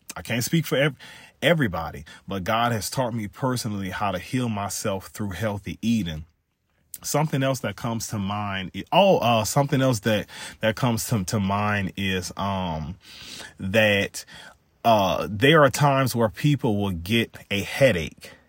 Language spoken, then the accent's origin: English; South Louisiana, United States; I grew up in Louisiana